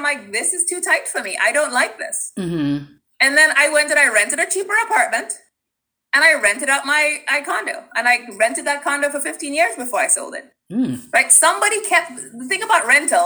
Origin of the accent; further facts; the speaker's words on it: Trinidad & Tobago; moved away; growing up in Trinidad